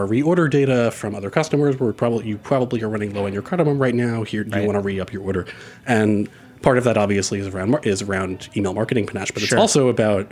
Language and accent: English; New York City, New York, United States; I grew up in Forest Hills, Queens, which is sort of right on the border of where like Queens becomes urban to suburban